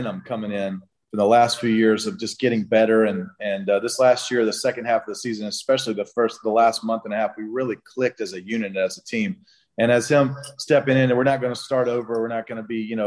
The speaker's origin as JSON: {"language": "English", "town": "Brunswick", "region": "Georgia", "country": "United States", "tie": "born or raised there", "said": "my hometown, Brunswick, Georgia"}